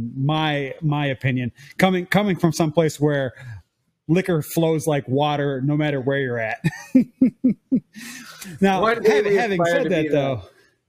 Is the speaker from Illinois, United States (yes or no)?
yes; Illinois, United States; moved away as an adult; now in Ontario, Canada; I'm originally from Illinois